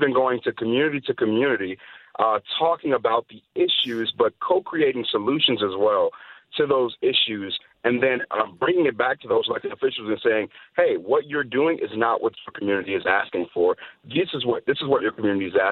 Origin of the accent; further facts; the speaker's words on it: Chicago, Illinois, United States; moved away; I'm born and raised in Chicago, specifically on the South Side